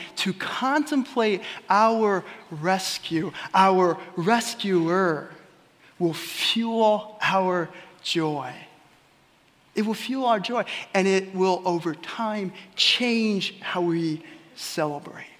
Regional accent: Ellsworth, Kansas, United States; my hometown of Ellsworth

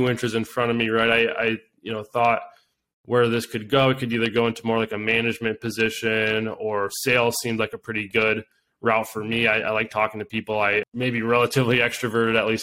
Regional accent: Grand Rapids, Michigan, United States; I'm originally from the Grand Rapids area on the west side

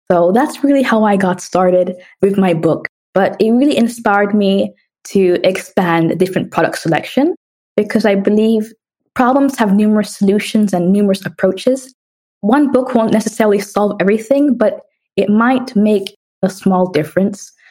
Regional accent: New York City, New York, United States; also born or lived in Jamaica / London, United Kingdom; So, I was born in Jamaica and I moved around a lot. I moved to London when I was two years old, and I spent six years there prior to moving to United States and grew up in New York City, which was a very fun experience.

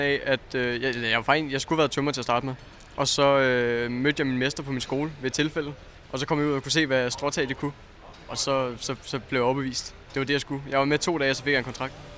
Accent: Zealand, Denmark; Jeg er fra Sjælland

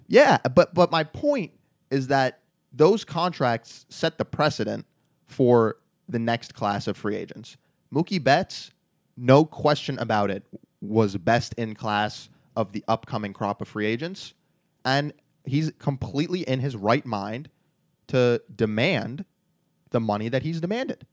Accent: New York, United States; growing up in New York

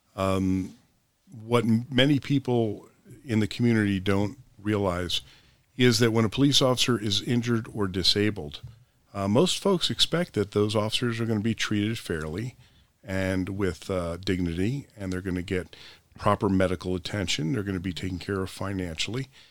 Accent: Princeton, New Jersey, United States; I was born and raised in Princeton, the college town.

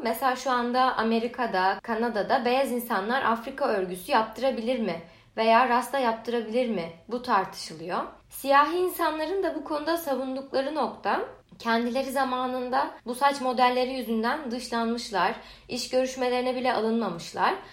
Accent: Turkey; moved away as an adult; now in Canada; aileme Türk olduğumu söyleyince

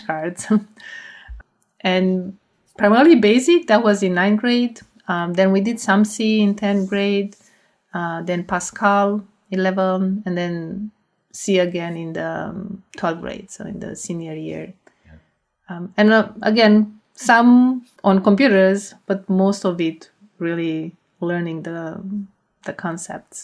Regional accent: Romania; moved away as an adult; the high school that was best in math and my hometown

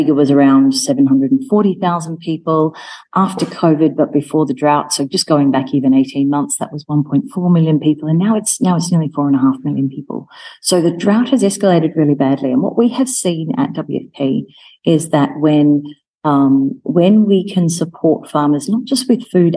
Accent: Melbourne, Victoria, Australia; moved away as an adult; also born or lived in United Kingdom / Rome, Italy; now in Nairobi, Kenya; my hometown of Melbourne

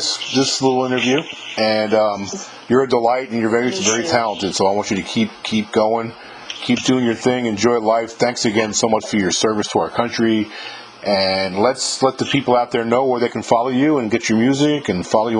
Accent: New York, United States; now in Mississippi, United States; I live in Mississippi now, like the home of the blues. I'm from New York originally, but I moved here about 21 years ago in Mississippi

